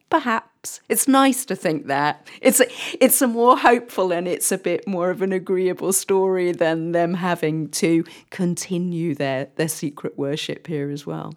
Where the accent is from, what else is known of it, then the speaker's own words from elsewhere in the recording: England, United Kingdom; for us as English storytellers, if you like, or English historians